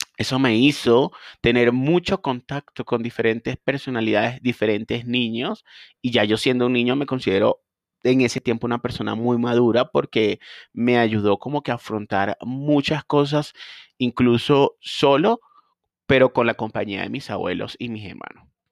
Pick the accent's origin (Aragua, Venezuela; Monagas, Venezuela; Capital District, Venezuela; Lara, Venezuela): Lara, Venezuela; Barquisimeto; also born or lived in Guanare, Venezuela; trabajé con un grupo de clínicas en mi ciudad natal, Barquisimeto también en mi hermoso país Venezuela